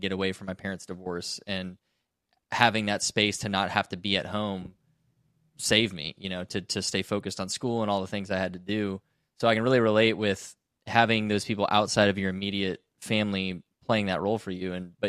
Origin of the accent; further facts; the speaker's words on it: Canada; That's a little baffling to me as a Canadian with a different perspective.